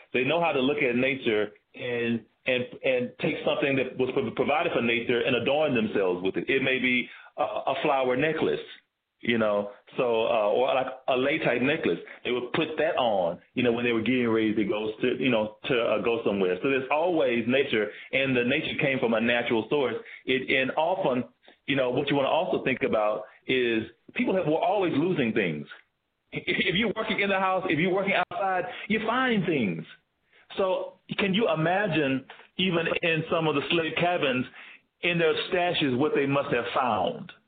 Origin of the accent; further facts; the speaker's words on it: Tennessee, United States; moved away as an adult; also born or lived in Georgia; now in Bay Area, United States; growing up in the South, um, one of the main questions I'd always gotten from uh, uh, my community in the South was, "Where are you from?" It's like I'm from Tennessee.